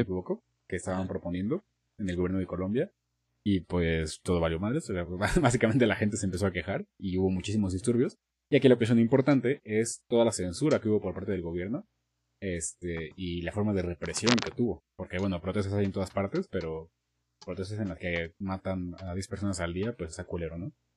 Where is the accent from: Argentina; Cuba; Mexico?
Mexico; aquí en México